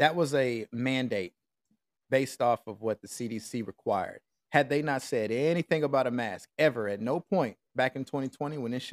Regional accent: Nashville, Tennessee, United States; moved away as an adult; also born or lived in Saudi Arabia; I came out here to Nashville, bro, and I went downtown, you know, just mingling, getting to see my peeps, like living get my hometown scenery

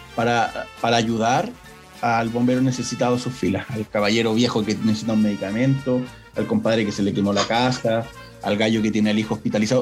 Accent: Chile

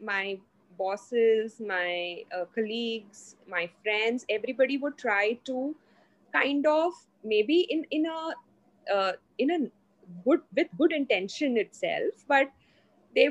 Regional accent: Mumbai, Maharashtra, India; also born or lived in Hyderabad; So I'm from Mumbai. I'm basically from Mumbai.

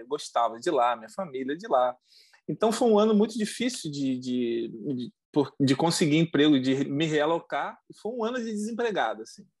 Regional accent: Mesquita, Rio de Janeiro, Brazil; moved away as an adult; also born or lived in Nilópolis, Brazil / Rio das Ostras, Brazil; now in Montreal, Canada; nós somos do Brasil, nós somos do Rio de Janeiro. Né? Nós somos da Baixada Fluminense, né? Do, de, de, uma cidade chamada Mesquita. Uhum. É, morei muito tempo lá

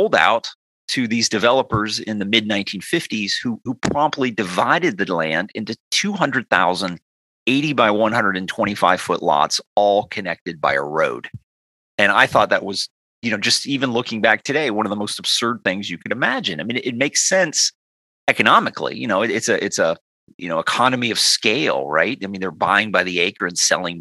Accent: Punta Gorda, Florida, United States; now in Texas, United States; I grew up in Punta Gorda, which is 100 miles south of Tampa

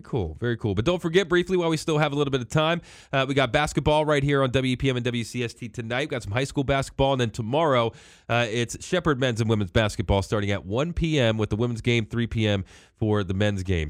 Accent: Hagerstown, Maryland, United States; growing up in Hagerstown

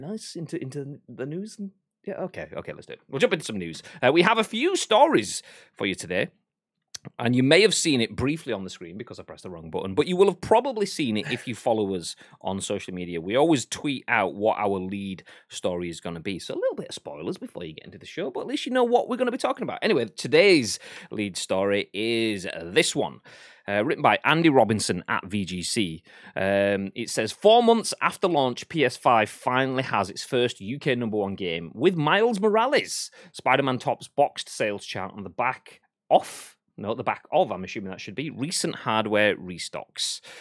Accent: Yorkshire and the Humber, United Kingdom; I'm a Yorkshireman, uh, and a Northerman, which is the same sort of thing

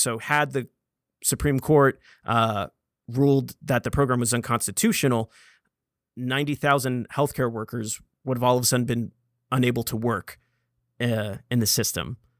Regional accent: United States; born an American citizen

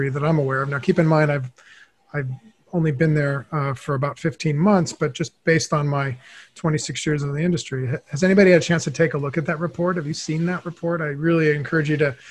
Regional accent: Los Angeles, California, United States; I grew up in Los Angeles

